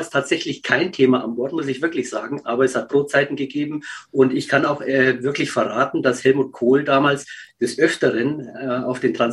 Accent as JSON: {"language": "German", "town": "Neuburg an der Donau", "region": "Bavaria", "country": "Germany", "tie": "born or raised there", "said": "habe dann in meiner Heimatstadt, in Neuburg an der Donau, ähm, mir ein Lokal schon rausgesucht"}